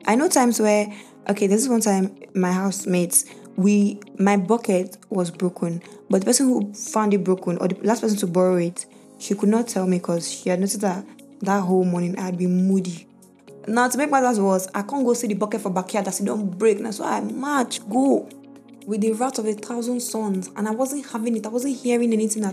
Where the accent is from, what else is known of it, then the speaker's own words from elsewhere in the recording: Nigeria; As a Nigerian woman